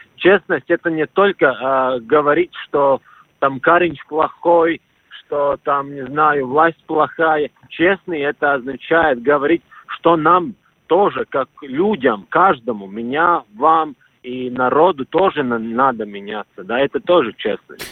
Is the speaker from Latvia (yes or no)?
yes; Latvia; Russian is a second language; я латыш